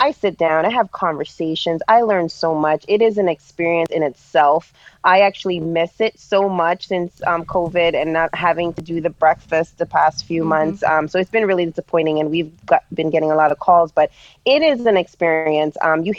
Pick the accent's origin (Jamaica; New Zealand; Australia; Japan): Jamaica; also born or lived in New York / Florida / New Jersey; now in Pennsylvania, United States; Yes, I moved to from Jamaica in 2001. I lived in New York for a while, and I've lived in Florida, and then moved back to New York, and then to New Jersey. In 2009 is where I made my way to Pennsylvania.